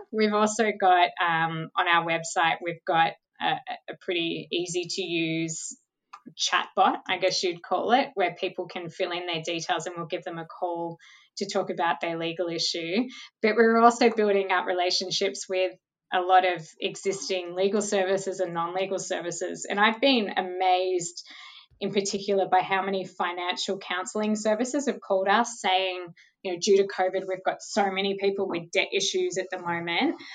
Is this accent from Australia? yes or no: yes; Mornington Peninsula, Victoria, Australia; I grew up on the Mornington Peninsula